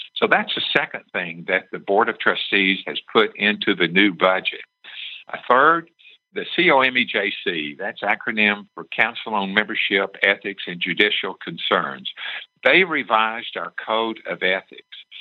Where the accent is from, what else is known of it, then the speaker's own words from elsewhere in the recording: Tennessee, United States; my home state of Tennessee